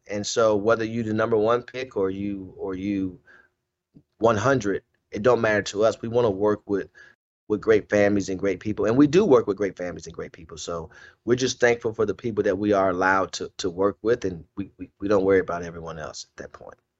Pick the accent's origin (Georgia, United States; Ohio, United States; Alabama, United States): Ohio, United States; Cleveland; I wasn't from Akron. I'm from Cleveland